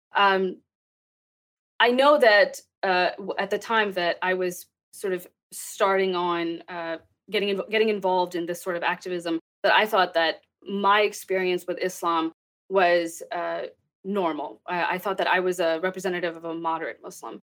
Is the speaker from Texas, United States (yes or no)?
yes; Texas, United States; also born or lived in Pakistan; I grew up in Texas